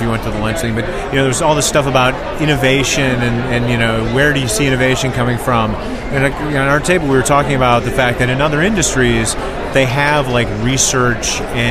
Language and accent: English; Detroit, Michigan, United States; You know, so I grew up in Detroit, in the Detroit metro area.